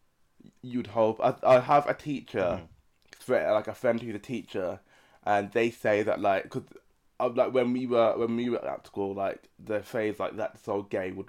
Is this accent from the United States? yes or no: no; United Kingdom; I'm from the UK, that I'm a British citizen